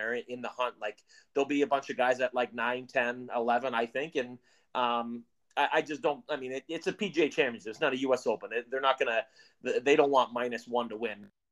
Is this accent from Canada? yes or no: yes; Canada; we're Canadian